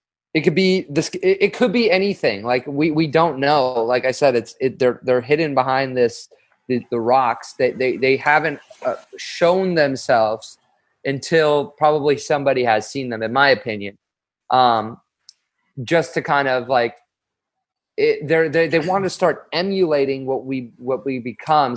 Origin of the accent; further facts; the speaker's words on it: Los Angeles, California, United States; I'm from Los Angeles. I grew up in like Westwood